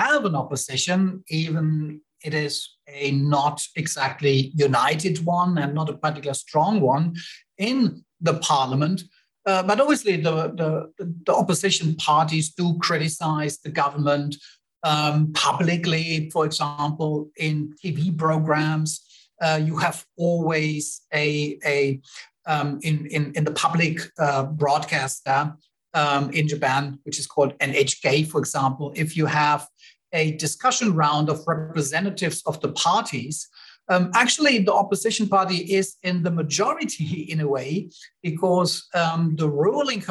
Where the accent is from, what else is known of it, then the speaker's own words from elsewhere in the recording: Germany; moved away; I am from Germany originally